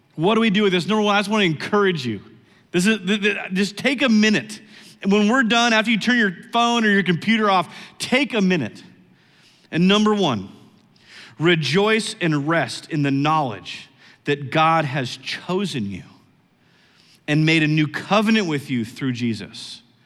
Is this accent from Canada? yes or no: no; United States; I'm an American